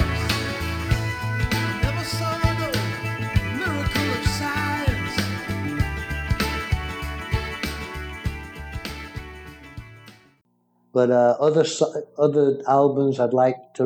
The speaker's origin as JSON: {"language": "English", "town": "Manchester", "region": "North West England", "country": "United Kingdom", "said": "Manchester, where I'm from"}